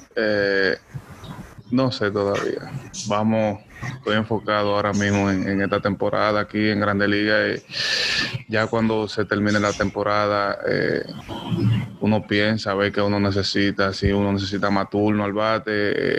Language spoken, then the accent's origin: Spanish; Dominican Republic; moved away; representar República Dominicana aquí con los Yankees